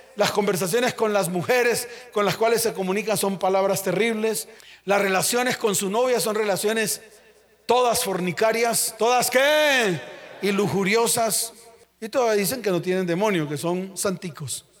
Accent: Santa Marta, Magdalena, Colombia; Allá en mi tierra, Santa Marta

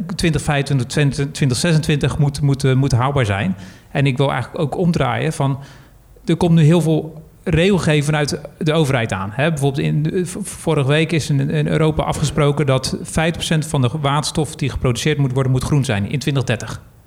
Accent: Netherlands; als Nederlander

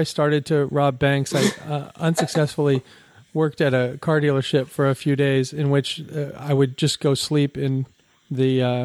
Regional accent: Bellevue, Washington, United States; also born or lived in Seattle; I was born in Seattle, but I grew up in Bellevue

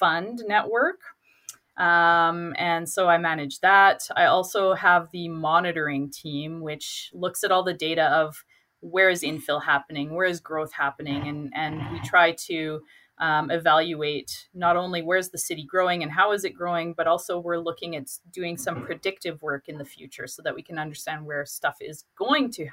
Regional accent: Fort Saskatchewan, Alberta, Canada; also born or lived in New Brunswick; now in Edmonton, Canada; I grew up in Fort Saskatchewan, so I was able to crash with my parents

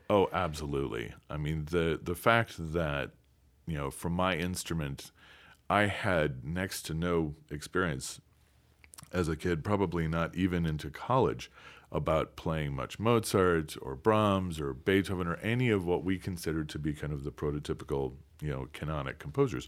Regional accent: DeKalb, Illinois, United States; I'm from DeKalb, Illinois, uh, where Northern Illinois University is

